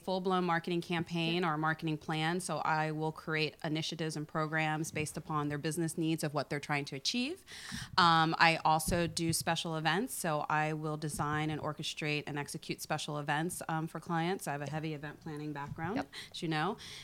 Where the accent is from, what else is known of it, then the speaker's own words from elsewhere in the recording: Vienna, Virginia, United States; also born or lived in Alexandria, Virginia; I am born and raised in Northern Virginia, as I say, the mean streets of Vienna